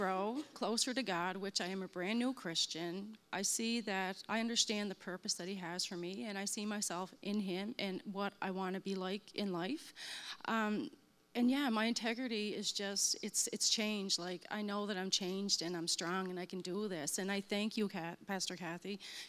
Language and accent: English; Cape Breton, Nova Scotia, Canada; I'm from Cape Breton, Nova Scotia.